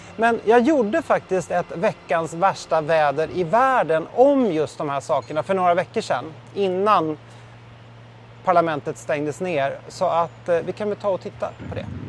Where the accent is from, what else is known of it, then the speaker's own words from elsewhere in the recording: Sweden; moved away; hem till Sverige